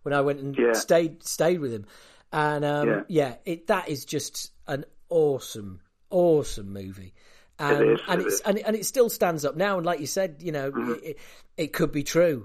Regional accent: United Kingdom; also born or lived in San Francisco; being a Brit

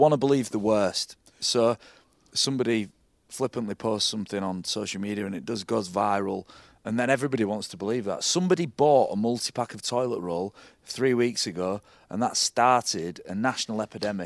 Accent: Hull, Yorkshire and the Humber, United Kingdom; I'm from Hull.

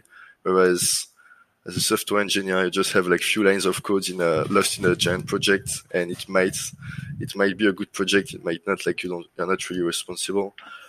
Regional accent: France; accent: French; English is a second language; now in Singapore; Yeah, correct. So actually I started as my first job was software engineer for like a reporting system for nuclear power plants in France.

